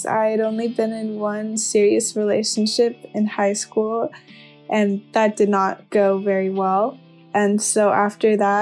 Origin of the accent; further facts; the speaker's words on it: Burbank, California, United States; I'm from Burbank, California.